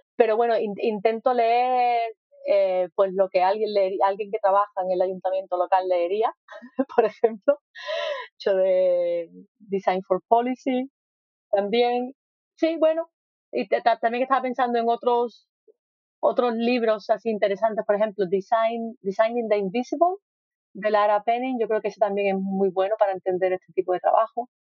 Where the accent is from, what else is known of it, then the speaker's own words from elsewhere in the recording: Spain; moved away; Yo soy de España